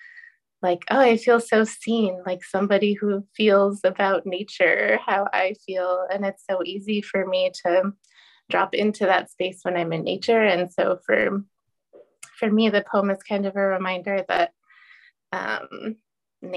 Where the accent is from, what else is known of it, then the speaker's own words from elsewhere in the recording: Portland, United States; moved away; I'm from Portland